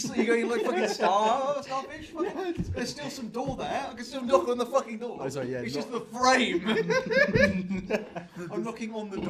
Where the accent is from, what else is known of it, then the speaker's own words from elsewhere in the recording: United Kingdom; I love being British so much.